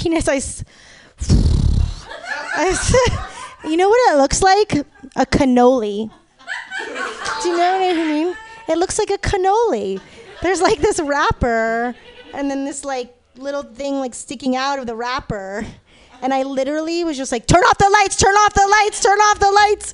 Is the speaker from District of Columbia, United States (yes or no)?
no; Los Angeles, California, United States; now in San Francisco, United States; I'm from LA. All right, I'm originally from the West Hood, you know, like where UCLA is